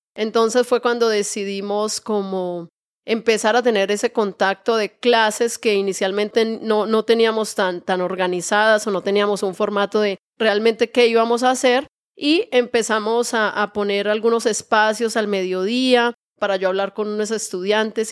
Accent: Real, Santander, Colombia; moved away as an adult; also born or lived in Santa Marta, Colombia; now in Bucaramanga, Colombia; Yo soy de un pueblito muy pequeño de Colombia que está en nuestro departamento Santander y se llama Real. Cuando yo vivía en este pueblito había como 800 habitantes o mil habitantes tal vez en este pueblito. Un pueblito muy pequeño. Allí estudié mi primaria, mi secundaria

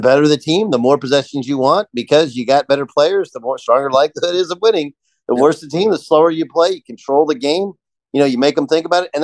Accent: Texas, United States; You know, I grew up in Texas. They didn't recruit me.

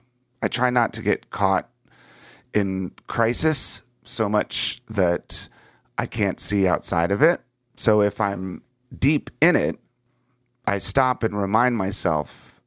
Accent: Washington, D.C. area, United States; And when I was young, growing up outside of Washington, D.C., my greatest fear was war.

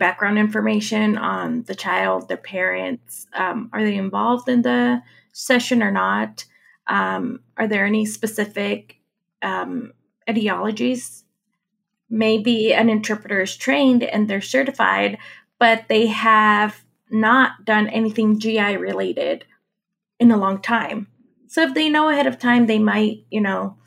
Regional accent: Mexico; moved away; I'm from Mexico

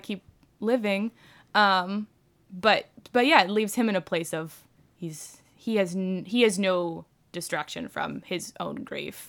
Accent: Bowie, Maryland, United States; born or raised there

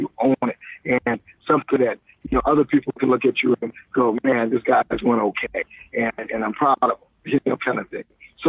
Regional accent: Columbia, South Carolina, United States; also born or lived in Washington, D.C., United States; now in Los Angeles, United States

